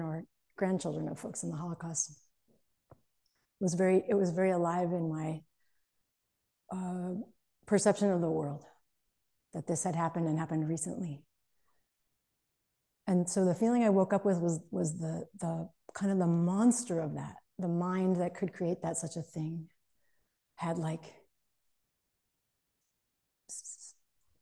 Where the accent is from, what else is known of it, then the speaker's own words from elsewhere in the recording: outside of Boston, Massachusetts, United States; I grew up outside of Boston in Massachusetts